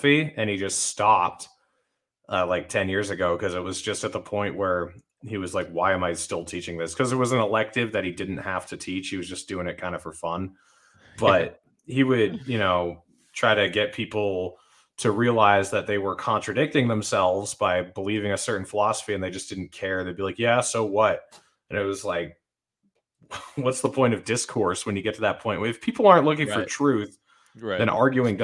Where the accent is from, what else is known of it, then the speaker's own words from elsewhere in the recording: Utah, United States; I'm from Utah, and there's no turmoil in Utah, really.